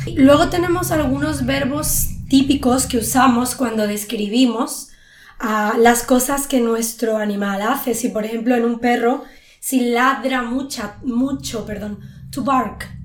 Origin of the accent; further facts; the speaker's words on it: Spain; cuando yo era pequeña, en España, en los pueblos, yo soy de un pueblo